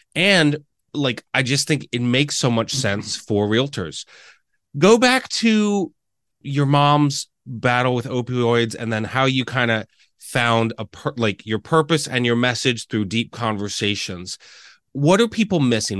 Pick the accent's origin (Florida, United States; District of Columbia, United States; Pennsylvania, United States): Pennsylvania, United States; Reading; moved away as an adult; also born or lived in Lancaster, Pennsylvania; growing up in Reading, right, I moved here